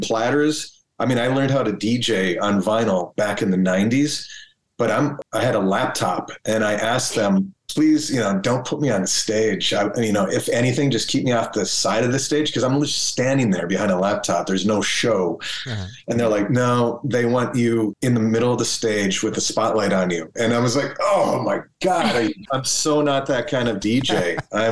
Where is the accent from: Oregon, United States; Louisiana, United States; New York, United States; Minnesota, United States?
Minnesota, United States; Minneapolis; being able to like go dance at a club downtown Minneapolis with friends